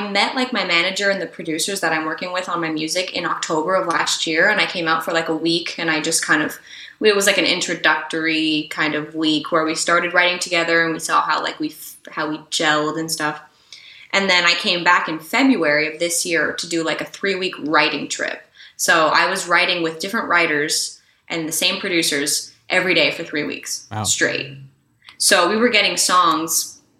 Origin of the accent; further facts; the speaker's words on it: Montreal, Quebec, Canada; first language English; I'm from Canada, but, you know, because like Quebec is a whole other... and Montreal is a whole other music scene. And I feel like really grateful that I got to grow up around that kind of, you know, music